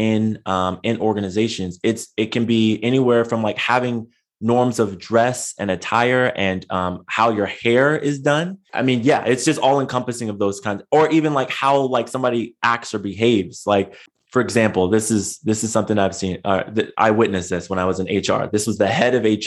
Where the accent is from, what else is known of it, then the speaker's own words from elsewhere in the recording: San Diego, California, United States; I grew up in San Diego